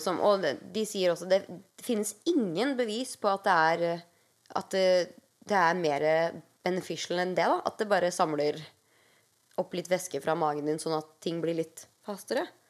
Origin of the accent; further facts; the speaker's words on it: Norway; now in United States; hjemme i Norge